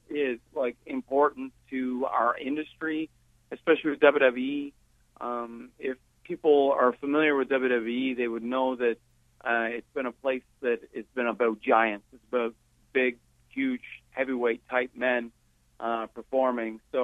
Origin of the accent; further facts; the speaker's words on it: New Brunswick, Canada; moved away as an adult; also born or lived in Cambridge, Ontario; now in Windsor, Canada; I'm from New Brunswick.